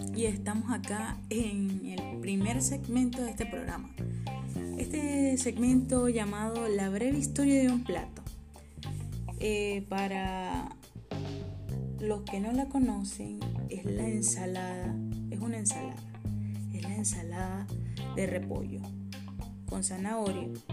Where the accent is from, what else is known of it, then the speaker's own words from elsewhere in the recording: Guanare, Portuguesa, Venezuela; moved away as an adult; now in Santiago, Chile; soy de Guanar, Estado Portuguesa, Venezuela